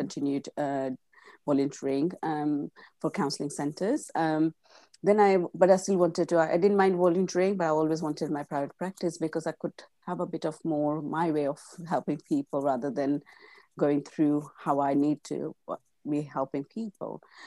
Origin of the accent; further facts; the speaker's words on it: India; first language Gujarati; English is a second language; moved away as an adult; I was born and brought up in India, and I came in my mid fif, uh, mid-twenties